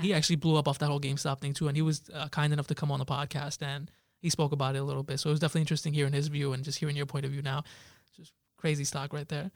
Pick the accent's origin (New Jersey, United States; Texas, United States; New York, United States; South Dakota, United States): New Jersey, United States; Jersey City; I grew up in Jersey City